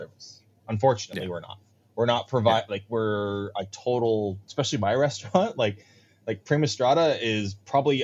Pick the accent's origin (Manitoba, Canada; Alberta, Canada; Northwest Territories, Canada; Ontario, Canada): Ontario, Canada; moved away; I'm from Ontario, and I still follow some of my old high school people